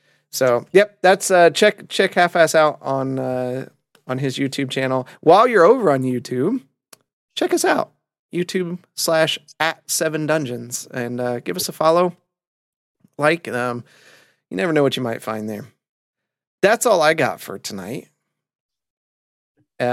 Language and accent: English; Indiana, United States; moved away; I grew up in Indiana